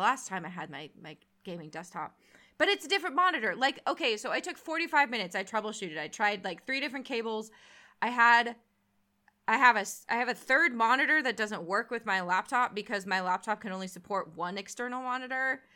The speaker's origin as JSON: {"language": "English", "town": "San Jose", "region": "California", "country": "United States", "tie": "born or raised there", "said": "I was born and raised in San Jose, so I'm from South Bay."}